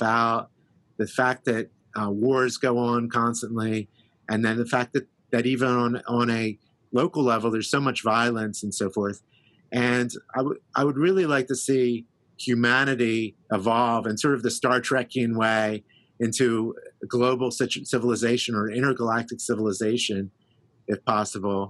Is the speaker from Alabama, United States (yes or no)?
no; Philadelphia, Pennsylvania, United States; I grew up in Philadelphia